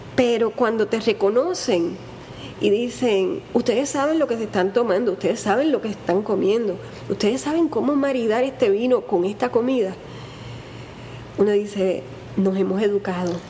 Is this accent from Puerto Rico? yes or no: yes; Puerto Rico; soy bien boricua